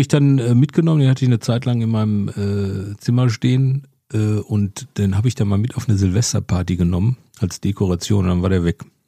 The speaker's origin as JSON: {"language": "German", "town": "Bochum", "region": "North Rhine-Westphalia", "country": "Germany", "also_born_or_lived": "Mülheim an der Ruhr", "said": "ich komme ja aus Bochum"}